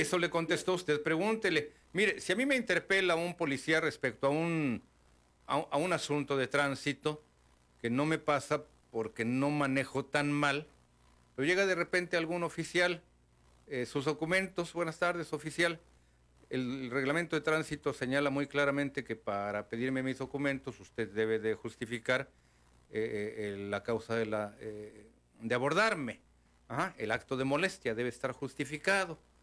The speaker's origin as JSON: {"language": "Spanish", "country": "Mexico", "said": "como mexicanos"}